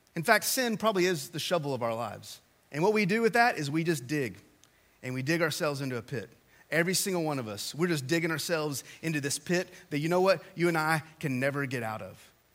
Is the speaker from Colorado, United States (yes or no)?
no; West Texas, United States; So, I grew up in West Texas and in the 80s